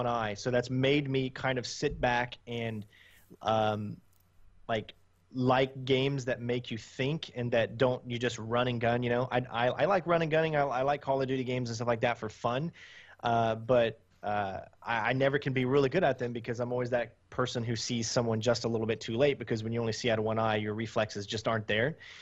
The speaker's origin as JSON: {"language": "English", "country": "United States", "said": "I'm from the United States"}